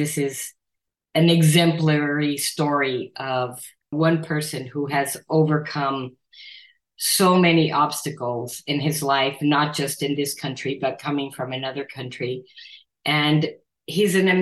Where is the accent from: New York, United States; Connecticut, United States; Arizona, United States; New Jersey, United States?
Arizona, United States; Nogales; living in my hometown of Nogales, Arizona, on the border, where that's where I grew up